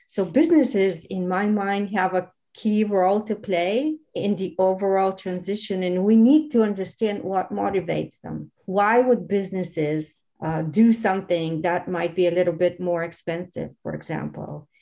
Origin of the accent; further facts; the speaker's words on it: Varna, Varna Province, Bulgaria; I am originally from Varna